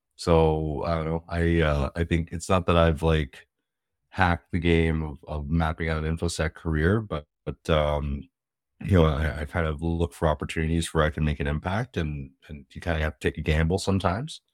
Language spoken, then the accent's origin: English; Canada; I'm in Canada. I'm Canadian